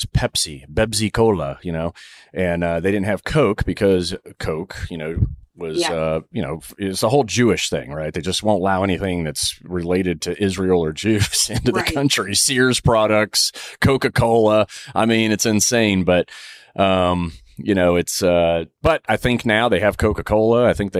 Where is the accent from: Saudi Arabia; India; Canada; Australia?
Saudi Arabia; because as a kid growing up in Saudi, which is the most extreme religious state, you know, you could live